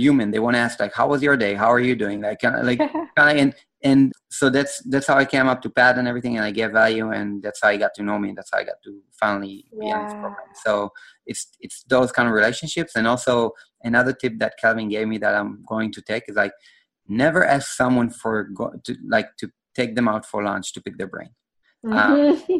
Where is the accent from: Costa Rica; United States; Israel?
Israel; I'm from Israel